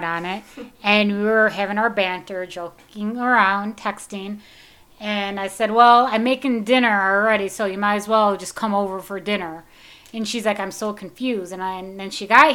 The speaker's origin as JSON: {"language": "English", "town": "Taylor", "region": "Michigan", "country": "United States", "tie": "born or raised there", "said": "I grew up in Taylor Tucky"}